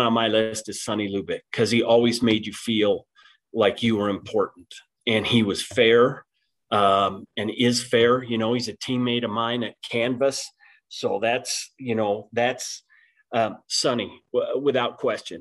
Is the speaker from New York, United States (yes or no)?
no; Arkansas Valley, Colorado, United States; growing up in the Arkansas Valley, it's got a small town feel.